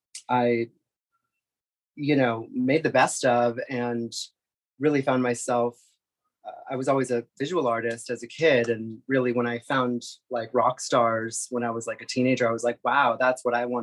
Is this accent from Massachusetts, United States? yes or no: yes; Boston, Massachusetts, United States; also born or lived in New York; now in Los Angeles, United States; Prior to that, I was a New Yorker for about 15 years. I was born and raised in the Boston area, Massachusetts. And yeah, I'm an East Coast girl